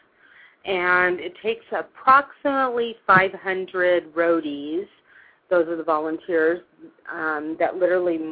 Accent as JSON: {"language": "English", "town": "Long Beach", "region": "California", "country": "United States", "tie": "born or raised there", "also_born_or_lived": "Hawaii / New Orleans, Louisiana / St. Louis, Missouri", "moved": "as an adult", "lives_now": "Utah, United States", "said": "I was born and raised in Long Beach, California."}